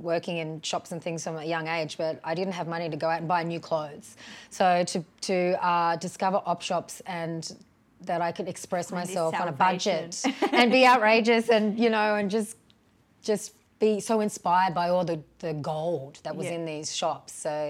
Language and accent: English; Brisbane, Queensland, Australia; also born or lived in Canberra / Sydney / Lismore; and I grew up in Canberra and Sydney and Lismore. And then my family moved to Brisbane when I was about 13.